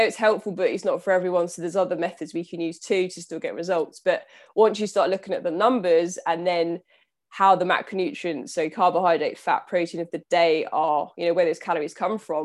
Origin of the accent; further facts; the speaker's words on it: Southampton, South East England, United Kingdom; I'm from Southampton, so on the south coast of the U K